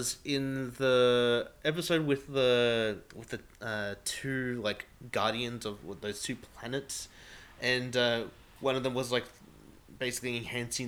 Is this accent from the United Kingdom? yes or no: no; Australia